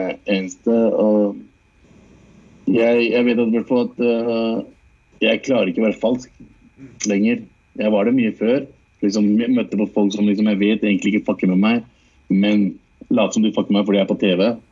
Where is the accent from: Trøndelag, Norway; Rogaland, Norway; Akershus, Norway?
Akershus, Norway; Lørenskog; also born or lived in Lahore, Pakistan; er født og vokst opp i Norge